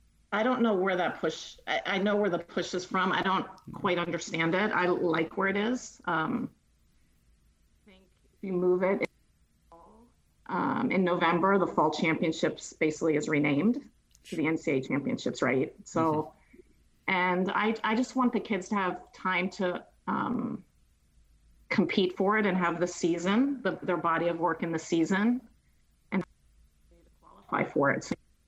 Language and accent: English; Florida, United States; Yeah, when I came from Fort Lauderdale, I love from Miami, South.